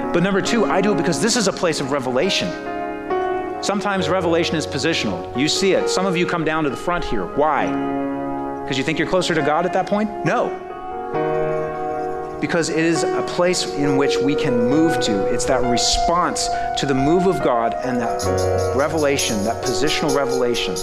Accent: Great Plains, United States; accent: Great Plains; also born or lived in North East England; my Great Plains accent

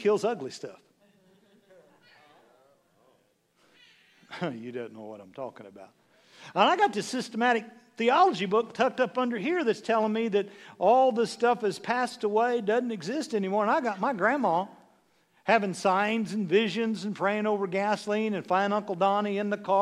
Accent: Severy, Kansas, United States; moved away; I'm just from Severy, Kansas. 9 kids in my class, 54 in the whole school.

